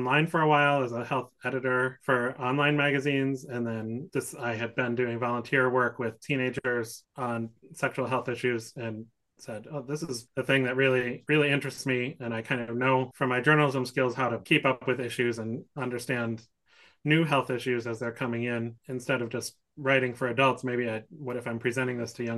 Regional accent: Wisconsin, United States; now in San Francisco, United States; I grew up in Wisconsin and went to middle school and high school

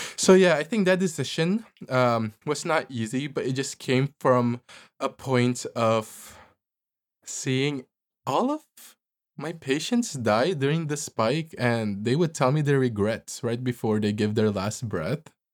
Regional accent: Philippines; moved away; also born or lived in New York City; people that I grew up with in the Philippines

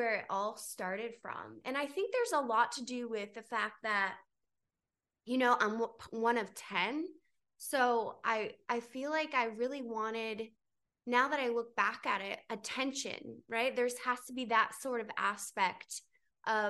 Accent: North Carolina, United States; also born or lived in Miami / New York; now in Los Angeles, United States; I grew up in North Carolina on a farm

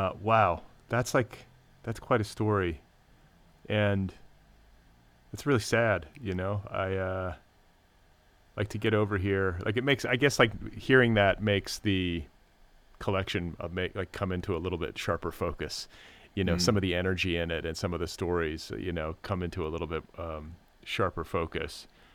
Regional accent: Midwest, United States; also born or lived in Milwaukee / Indiana; No, okay. I'm from the Midwest.

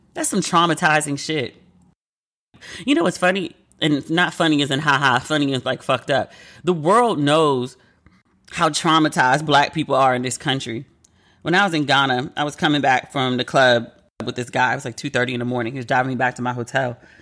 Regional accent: United States; I'm American

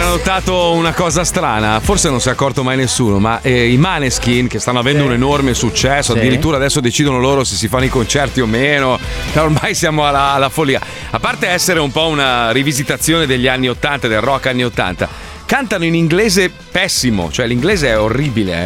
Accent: United States; io poi tra l'altro sono cresciuto in America, la, la, diciamo la prima parte della mia mia vita l'ho fatta in America

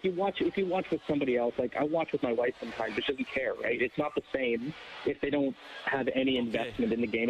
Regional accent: Edmonton, Alberta, Canada; moved away as an adult; now in Boston, United States; Oh, I'm from Edmonton. I grew up there. I moved here 3 years ago.

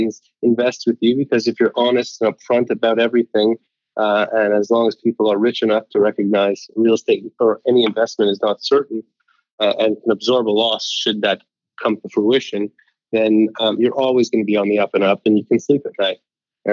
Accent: Montreal, Quebec, Canada; I grew up in Montreal, Canada

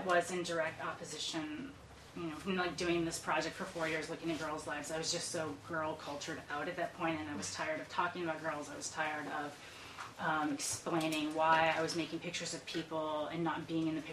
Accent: Iowa, United States; moved away as an adult; also born or lived in Boston; I grew up in Iowa

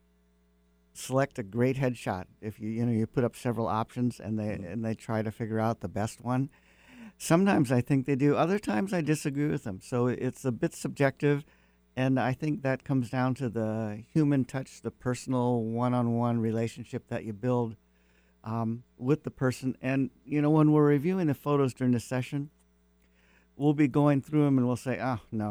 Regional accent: Seattle, Washington, United States; Mostly in North Seattle, Shoreline District

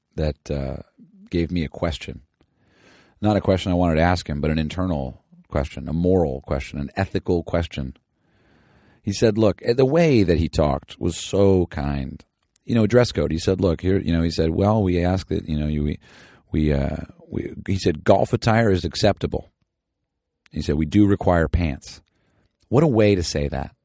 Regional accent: Southern California, United States; I'm from the SoCal

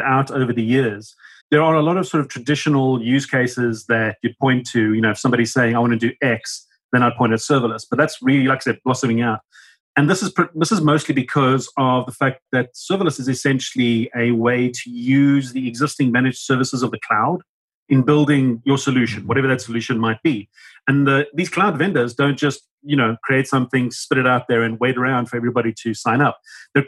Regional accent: Cape Town, Western Cape, South Africa; I'm from Cape Town in South Africa, where it's middle of winter in autumn and freezing cold.

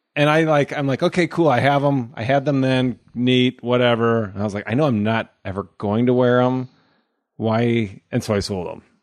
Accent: Omaha, Nebraska, United States; I grew up in Omaha, Nebraska

